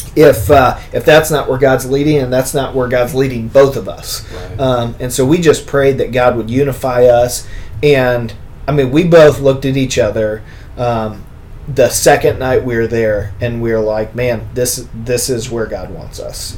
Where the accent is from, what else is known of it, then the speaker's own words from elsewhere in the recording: Bloomington, Illinois, United States; moved away; I'm from Bloomington, Normal area